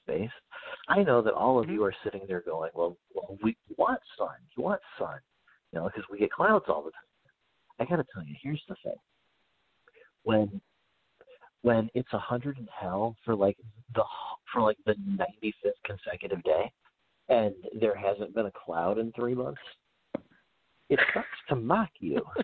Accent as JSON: {"language": "English", "region": "Midwest", "country": "United States", "tie": "born or raised there", "moved": "as an adult", "said": "I grew up in the Midwest"}